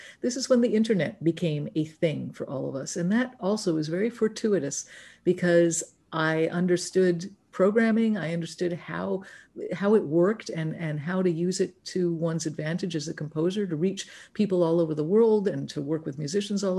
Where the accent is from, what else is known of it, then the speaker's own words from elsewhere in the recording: New York City, New York, United States; also born or lived in Los Angeles; now in San Juan Island, United States; I grew up in New York City, in Manhattan